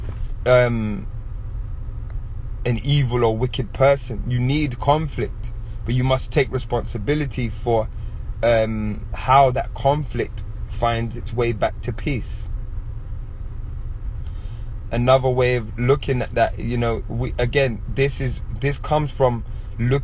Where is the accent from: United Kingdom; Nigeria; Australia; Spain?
United Kingdom; England; growing up in England and growing up in Caribbean households